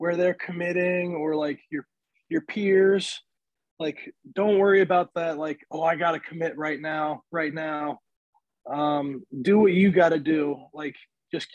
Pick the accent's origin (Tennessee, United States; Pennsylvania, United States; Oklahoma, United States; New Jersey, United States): Pennsylvania, United States; State College; also born or lived in Virginia Beach, Virginia; I was born in Virginia Beach. Like, my dad's family lives there. I lived there for like 8 years, and I moved to State College